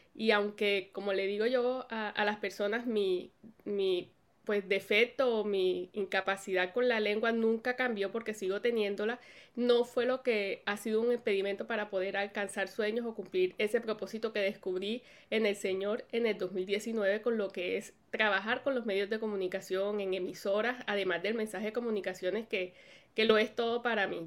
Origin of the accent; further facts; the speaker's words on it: Colombia; moved away as an adult; now in United States; cuando vine a vivir aquí a los Estados Unidos, que somos de Colombia